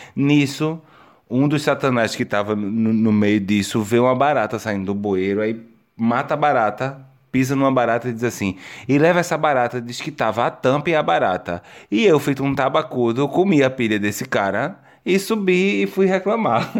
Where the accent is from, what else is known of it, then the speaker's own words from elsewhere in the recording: Brazil; now in Portugal; eu sou brasileiro